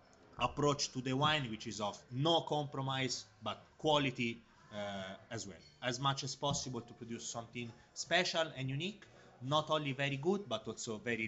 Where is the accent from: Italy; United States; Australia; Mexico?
Italy; Montalcino, Tuscany; Tuscany, easy. Montalcino in Siena. Very, very small place, but famous for quite good wines.